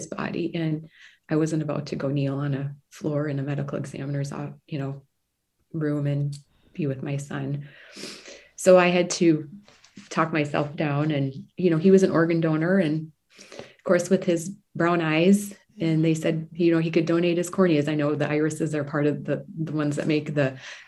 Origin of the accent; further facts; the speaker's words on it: Midwest, United States; I'm from the Midwest.